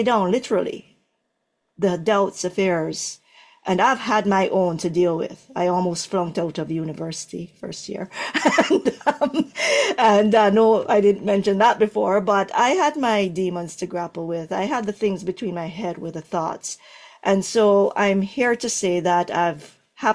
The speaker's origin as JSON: {"language": "English", "country": "Jamaica", "tie": "born or raised there", "moved": "yes", "said": "I'm from, born in Jamaica."}